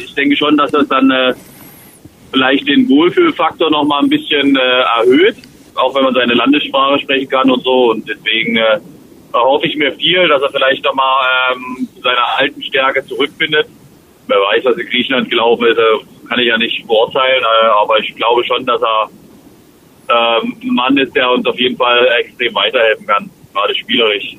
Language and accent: German; Dresden, Saxony, Germany; moved away; mein Heimatverein ist, meine Heimatstadt